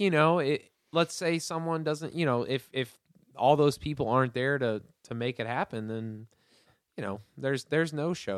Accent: Hendersonville, Tennessee, United States; also born or lived in Atlanta, Georgia; I was born in Atlanta in 1994, and then we moved to Hendersonville

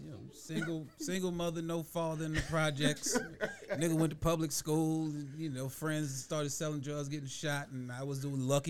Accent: New York City, New York, United States; also born or lived in Charleston, South Carolina; Bronx, New York, born and raised. Okay. I did a 2-month stint in Charleston, South Carolina, and I hated it.

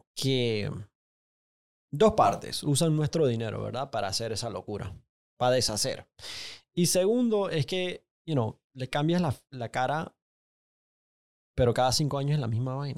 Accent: Panama City, Panama; yo crecí en Paitilla, diagonal a mi casa

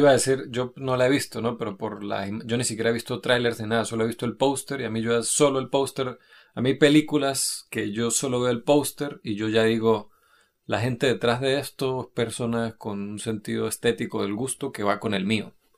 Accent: Venezuelan Andes, Venezuela; also born or lived in Norway; now in Madrid, Spain; nosotros que no solo que somos venezolanos, sino que somos de, la, de los Andes venezolanos

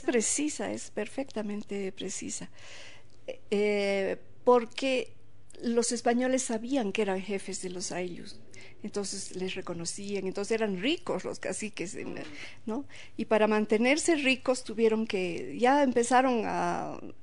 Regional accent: Bolivia

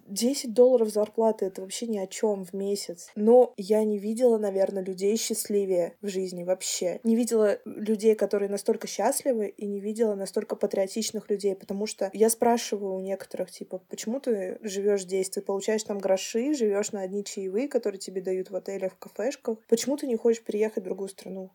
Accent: Russia; now in Estonia; У нас на самом деле очень веселые люди

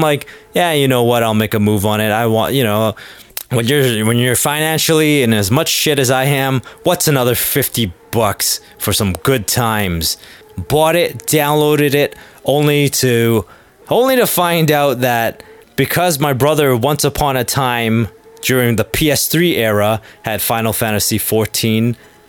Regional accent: Canada; I was just being Canadian and courteous there.

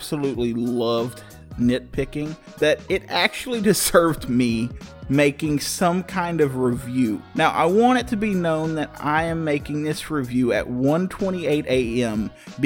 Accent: Texas, United States; being a Texan

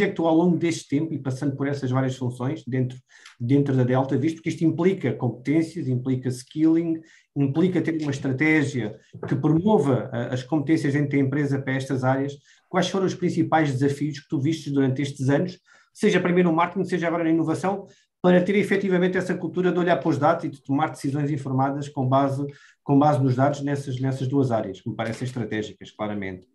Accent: Évora, Alentejo, Portugal; eu sou alentejano, nascido em Évora

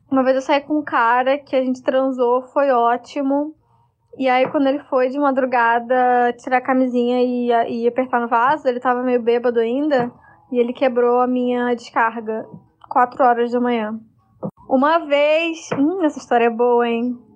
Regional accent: Araruama, Rio de Janeiro, Brazil; now in Porto Alegre, Brazil; eu sou de Araruama, né, uma cidade pequena.

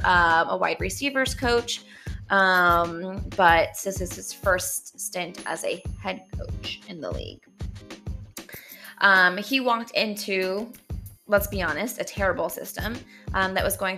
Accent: Denver, Colorado, United States; I am from Denver

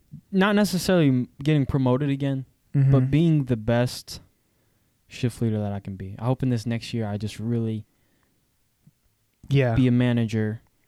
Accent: the South, United States; I'm from the South. I live in the South

